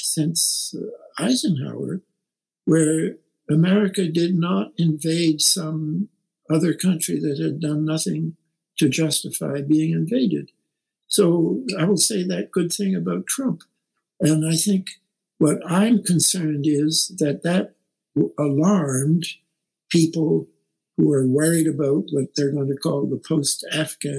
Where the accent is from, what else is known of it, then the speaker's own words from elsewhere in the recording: Canada; now in United States; I'm a Canadian